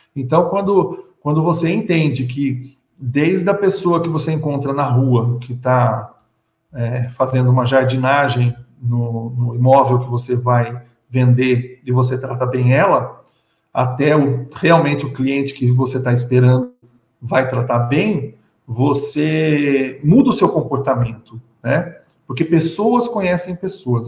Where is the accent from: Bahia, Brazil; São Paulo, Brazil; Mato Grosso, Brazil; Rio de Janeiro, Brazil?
São Paulo, Brazil; Eu sou de São Paulo